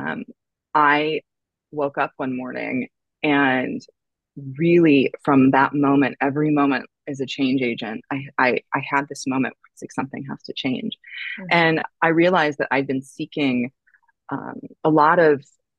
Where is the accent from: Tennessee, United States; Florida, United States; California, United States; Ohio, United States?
California, United States; San Francisco Bay Area; moved away as an adult; also born or lived in San Diego, California / New York City; now in Malibu, United States; I was born in California in the San Francisco Bay Area. I went to school in San Diego.